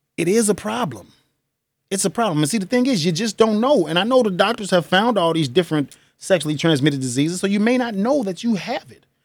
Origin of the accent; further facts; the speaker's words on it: United States; we, as American citizens